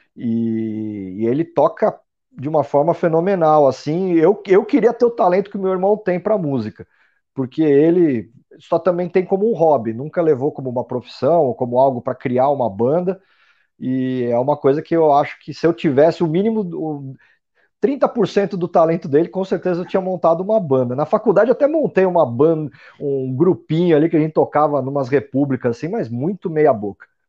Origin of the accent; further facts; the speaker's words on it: São Paulo, Brazil; Eu sou de São Paulo, nasci em São Paulo